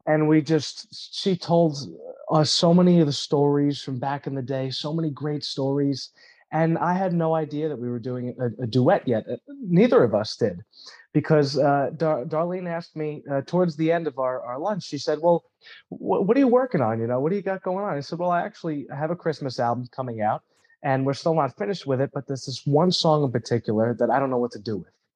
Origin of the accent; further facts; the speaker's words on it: New York, United States; moved away as an adult; now in Florida, United States; I grew up in New York in a big, big Italian family